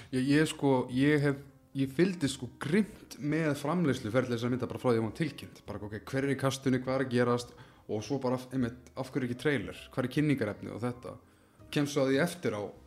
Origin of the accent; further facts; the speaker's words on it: Iceland